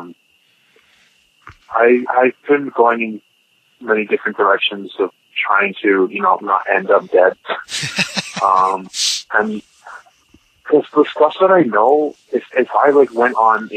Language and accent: English; Canada; I'm Canadian